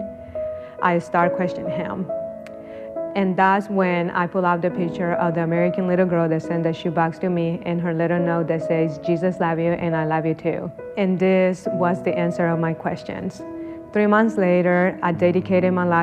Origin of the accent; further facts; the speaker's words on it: Honduras; moved away; I am from Honduras. From the day I was born until I was 16, I lived in an orphanage.